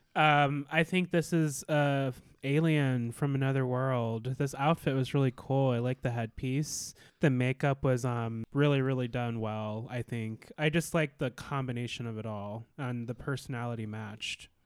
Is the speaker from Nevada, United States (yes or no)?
no; Alaska, United States; I was born and raised in Alaska